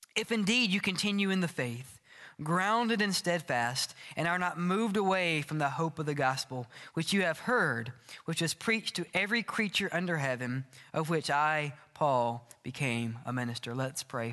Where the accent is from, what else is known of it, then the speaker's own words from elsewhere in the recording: Oxford, Mississippi, United States; moved away as an adult; also born or lived in Starkville, Mississippi; I grew up in Oxford, Mississippi